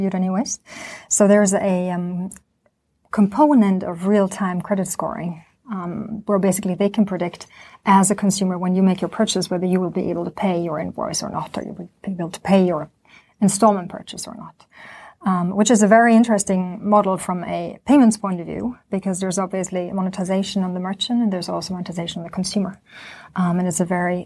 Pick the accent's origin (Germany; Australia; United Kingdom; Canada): Germany; moved away as an adult; also born or lived in Sweden; now in Stockholm, Sweden; I'm from Germany originally, but have been living in Sweden for the past, soon 10 years